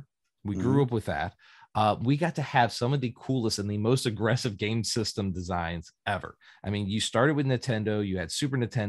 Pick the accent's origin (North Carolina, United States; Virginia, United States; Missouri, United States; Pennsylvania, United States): Virginia, United States; Grottoes; moved away; also born or lived in Indiana; And that's where I spent my 90s, was in a small little town in Virginia by the Appalachian